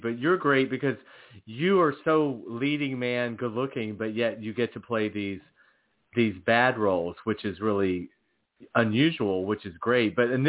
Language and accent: English; Georgia, United States; accent: Southern; moved away; also born or lived in Los Angeles; I'm from Georgia